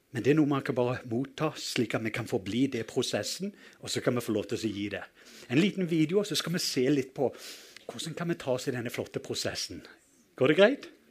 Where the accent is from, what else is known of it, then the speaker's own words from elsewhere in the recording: Western Norway, Norway; det har utfordra meg litt å være nordmann fordi jeg kommer fra Vestlandet